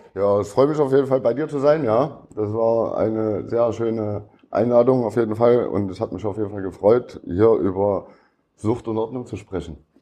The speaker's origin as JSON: {"language": "German", "town": "Leipzig", "region": "Saxony", "country": "Germany", "tie": "born or raised there", "said": "Ich bin Plagwitz, Leipzig-Plagwitz. Bin ich äh, groß geworden"}